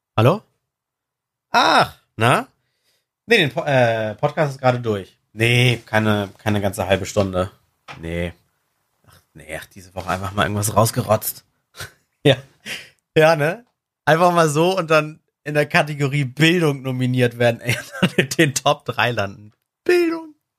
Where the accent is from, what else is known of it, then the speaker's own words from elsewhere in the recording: Germany; bei uns in Deutschland